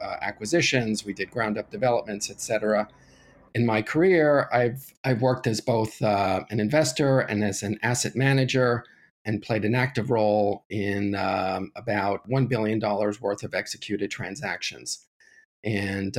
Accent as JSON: {"language": "English", "town": "New York City", "region": "New York", "country": "United States", "said": "I'm a New Yorker"}